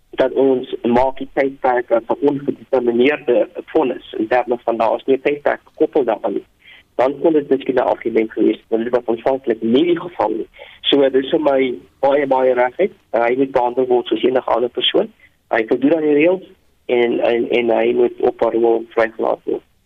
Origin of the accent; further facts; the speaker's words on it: South Africa; ons as Afrikaners